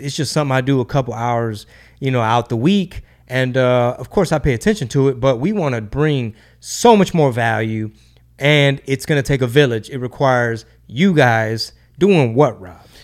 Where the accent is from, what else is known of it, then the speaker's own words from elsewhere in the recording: Houston, Texas, United States; Houston, Texas, my number one market, my home base, my, my hometown